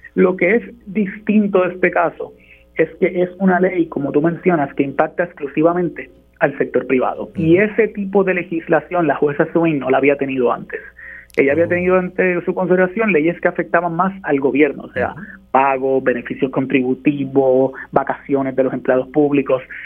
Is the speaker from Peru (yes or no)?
no; Puerto Rico; nosotros como puertorriqueños